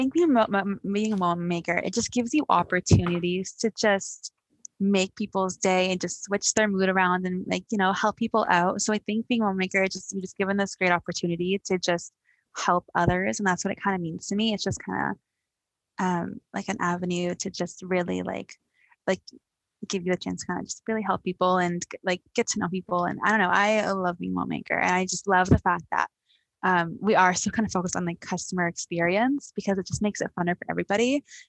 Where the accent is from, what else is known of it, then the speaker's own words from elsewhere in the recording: London, United Kingdom; Like I was born and raised in London, so I've been here my entire life.